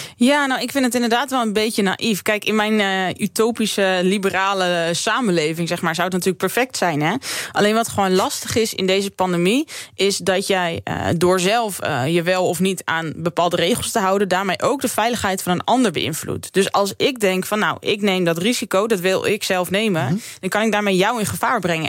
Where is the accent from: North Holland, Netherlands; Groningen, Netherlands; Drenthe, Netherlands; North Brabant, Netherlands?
Drenthe, Netherlands; moved away; ik kom natuurlijk uit Drenthe